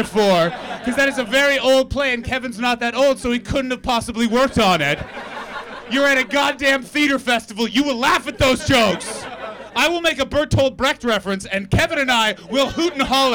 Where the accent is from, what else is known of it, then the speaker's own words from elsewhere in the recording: Canada; now in London, United Kingdom; I'm from Canada. And I've lived in the UK long enough